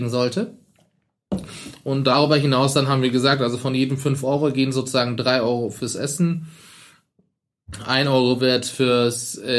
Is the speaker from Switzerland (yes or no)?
no; Turkey; now in Germany; ich bin halt in der Türkei aufgewachsen, auch mein Bruder.